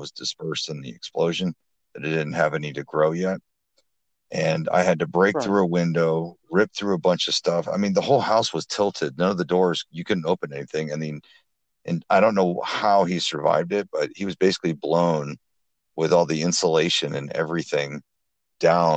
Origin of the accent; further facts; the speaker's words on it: Flint, Michigan, United States; now in Huntington, United States; my hometown of Flint, Lansing, Detroit, areas like that. But primarily I'm out of Huntington